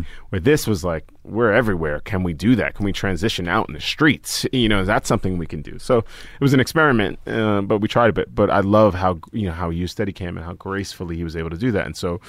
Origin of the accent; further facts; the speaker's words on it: Staten Island, New York, United States; growing up in Staten Island, growing up with teammates that were like, very racist towards like the teams we were playing